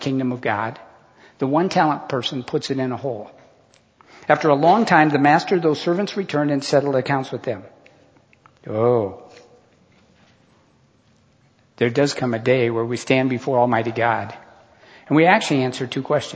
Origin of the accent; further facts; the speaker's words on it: United States; I was born in America to a middle-class family.